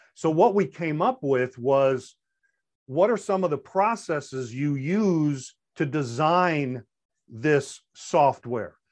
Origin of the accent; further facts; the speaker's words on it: Long Island, New York, United States; accent: New York; moved away as an adult; I am originally from Long Island, New York, You may even hear some of that New York coming out